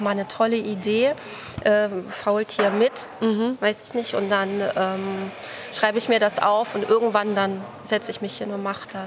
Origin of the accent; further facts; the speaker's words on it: Nordhausen, Thuringia, Germany; moved away as an adult; also born or lived in Kassel / Halle; now in Braunschweig, Germany; ursprünglich komme ich aus Thüringen